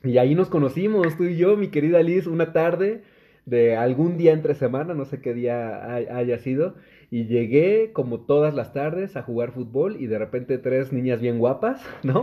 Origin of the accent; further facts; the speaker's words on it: Naucalpan, State of Mexico, Mexico; yo todavía crecí en una colonia mucho más popular que el centro de Naucalpan, a mucho orgullo, que es